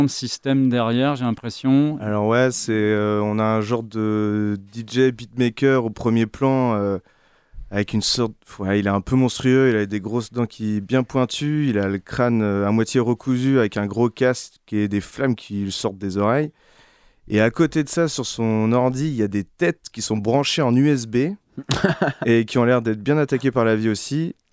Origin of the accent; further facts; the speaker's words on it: Quimperlé, Brittany, France; moi, je suis né à Quimperlé